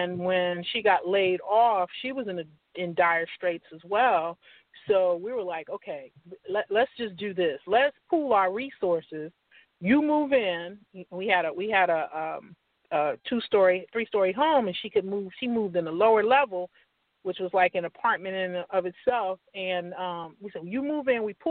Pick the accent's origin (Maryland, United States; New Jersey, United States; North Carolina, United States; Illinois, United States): New Jersey, United States; moved away as an adult; now in Atlanta, United States; I'm originally from New Jersey